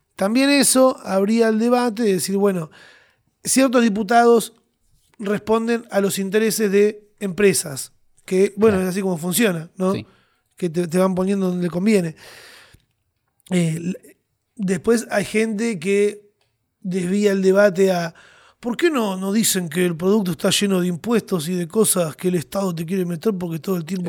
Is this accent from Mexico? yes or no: no; Argentina; Los argentinos somos gente con pasión